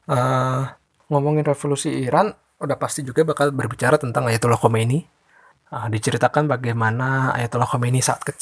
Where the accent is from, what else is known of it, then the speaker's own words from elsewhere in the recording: Tangerang, Banten, Indonesia; Halo Kepo Buku, eh … aku dari Tangerang.